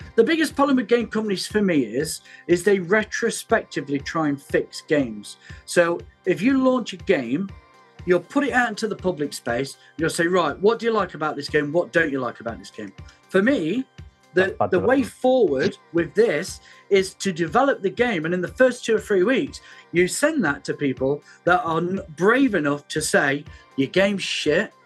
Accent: United Kingdom; We're we're very British

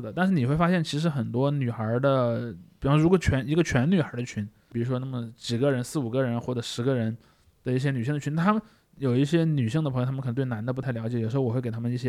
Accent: Sichuan, China; 我四川人，四川人是非常爱

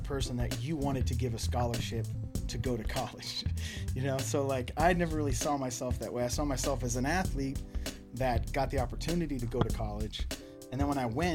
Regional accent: Boston, Massachusetts, United States; moved away as an adult; also born or lived in Taunton, Massachusetts / Fall River, Massachusetts / Boulder, Colorado; now in California, United States; I'm from the East Coast. I'm from Boston. Born in Southern Mass in Taunton, and then I grew up in Taunton for a little while, and then moved up to Boston. Went to high school up there.

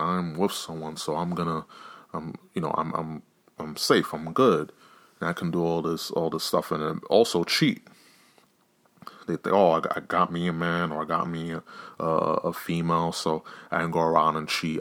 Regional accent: New York, United States; I'm from New York

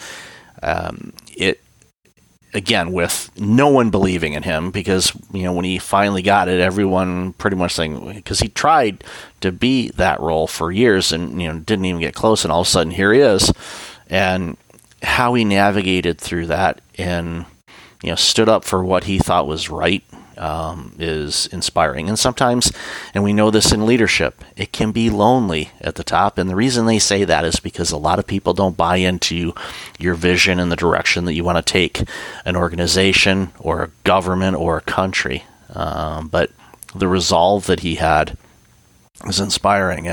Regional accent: Detroit, Michigan, United States; I grew up in the Detroit area.

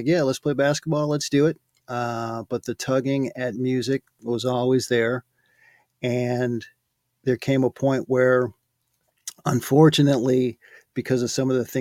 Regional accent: Michigan, United States; born or raised there; moved away as an adult; now in California, United States

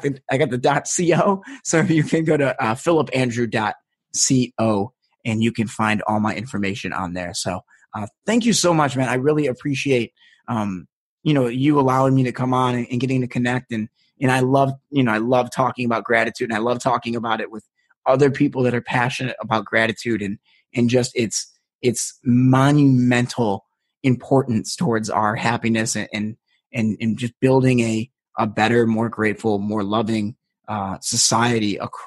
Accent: United States; I'm American

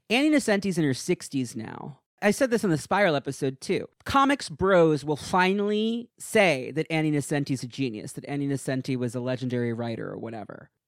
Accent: East of England, United Kingdom; I'm from Essex in the UK, but no need for an accent because I don't have one

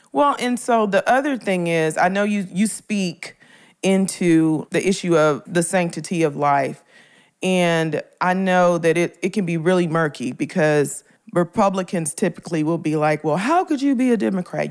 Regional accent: Memphis, Tennessee, United States; moved away; I'm from Memphis originally. I'm from Orange Mound, Memphis, Tennessee. I'm from the hood

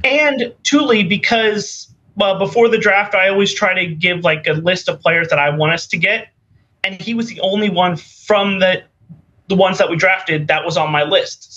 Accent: San Diego, California, United States; also born or lived in Florida; now in Orlando, United States; I was born in San Diego, and I've lived around the area

